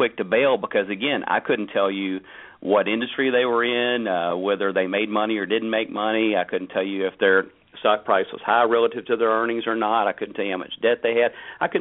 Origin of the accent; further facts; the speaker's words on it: United States; for me as an American